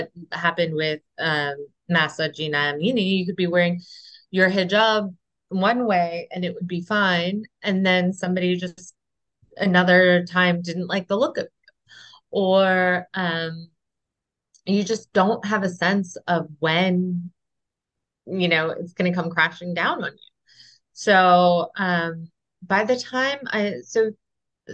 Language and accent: English; United States; moved away; being an American